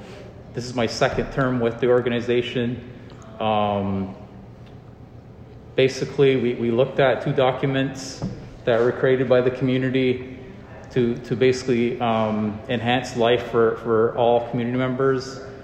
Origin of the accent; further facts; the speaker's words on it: Akwesasne, Canada; I'm from Akwesasne.